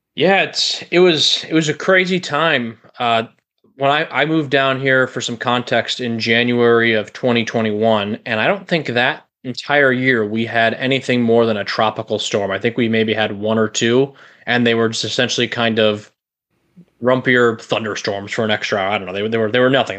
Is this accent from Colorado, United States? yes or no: no; Chicago, Illinois, United States; moved away as an adult; now in Florida, United States; I'm from the Chicagoland area. I pretty much lived there my entire life up until these last few years when I, uh, moved to Florida.